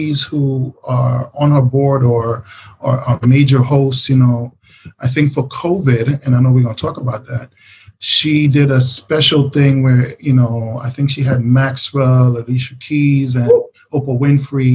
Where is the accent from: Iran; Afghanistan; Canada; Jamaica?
Jamaica; the background of being Jamaican